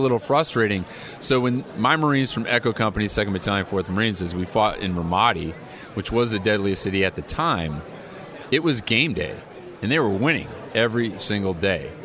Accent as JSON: {"language": "English", "region": "Illinois", "country": "United States", "tie": "born or raised there", "moved": "yes", "lives_now": "California, United States", "said": "as a California resident now, um, you know, my home state was Illinois"}